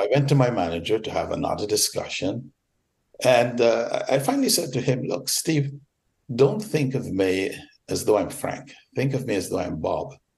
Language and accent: English; Georgetown, Demerara-Mahaica, Guyana; moved away as an adult; now in United States; I was born in Georgetown, British Guiana, now Guyana, of course. Came to America at age 20